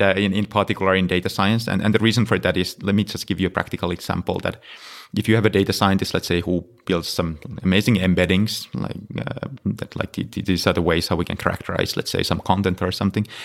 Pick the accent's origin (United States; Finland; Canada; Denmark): Finland; moved away; I'm originally from Finland, so I was in, uh, working at University of Helsinki